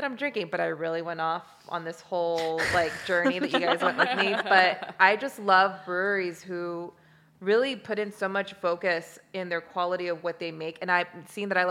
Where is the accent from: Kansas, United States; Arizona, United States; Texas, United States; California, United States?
California, United States; Los Angeles; moved away; I am from Los Angeles, so I went to go back home and visit my family.